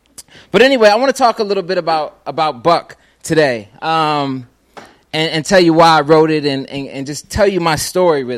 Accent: Philadelphia, Pennsylvania, United States; I'm from Philadelphia, Pennsylvania

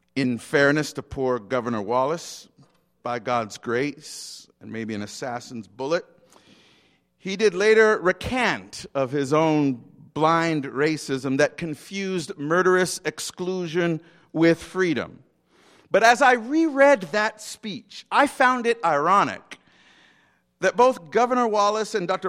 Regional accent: Montego Bay, Saint James, Jamaica; I was born in Montego Bay, Jamaica

